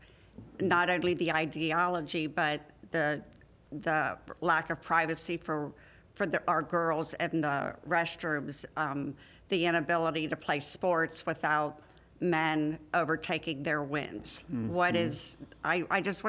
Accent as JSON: {"language": "English", "town": "Cincinnati", "region": "Ohio", "country": "United States", "said": "I'm also from Cincinnati, Ohio"}